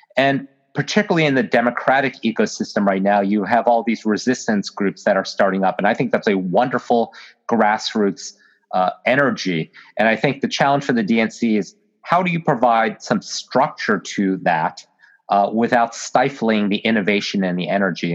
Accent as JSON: {"language": "English", "region": "Virginia", "country": "United States", "said": "my home state uh, of Virginia"}